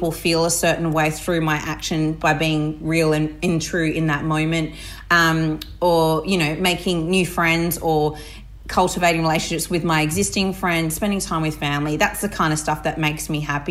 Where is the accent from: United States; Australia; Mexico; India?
Australia; Barmera, South Australia; I was brought up on the Murray River in the Riverland. So I was born in Barrie in South Australia, in a very regional area.